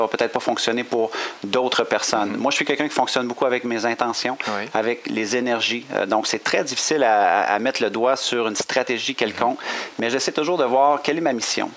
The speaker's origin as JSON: {"language": "French", "region": "Quebec", "country": "Canada", "accent": "Québécois", "said": "on a un accent quand même intéressant au Québec"}